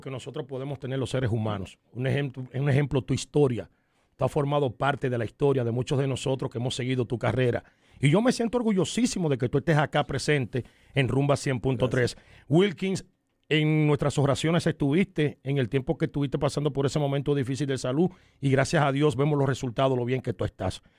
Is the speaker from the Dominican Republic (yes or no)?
yes; Dominican Republic; en mi país, en la República